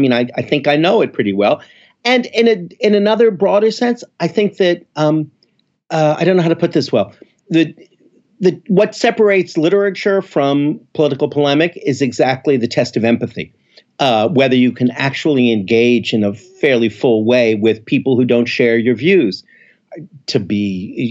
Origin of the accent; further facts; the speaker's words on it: Montreal, Quebec, Canada; moved away as an adult; also born or lived in Philadelphia; now in New York, United States; Not born in Philadelphia, as it happens, but grew up in Montreal